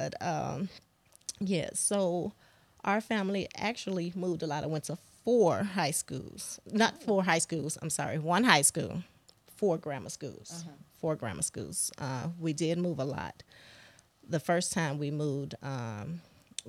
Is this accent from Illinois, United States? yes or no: yes; Chicago, Illinois, United States; growing up, born and raised in Chicago